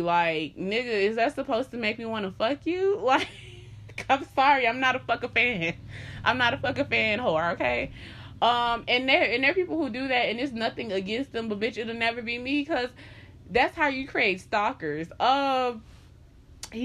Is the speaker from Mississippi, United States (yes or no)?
no; Miami, Florida, United States; Because, y'all, before I moved up here, I was from Miami.